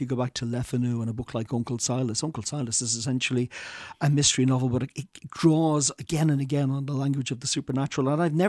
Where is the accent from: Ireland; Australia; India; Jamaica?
Ireland; so much a part of my heritage as an Irish person and the culture and my upbringing.